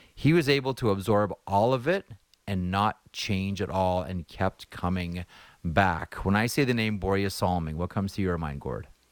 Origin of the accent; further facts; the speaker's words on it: Toronto, Ontario, Canada; we're both from Toronto, and I grew up playing in the M T H L at, um, North York Centennial Arena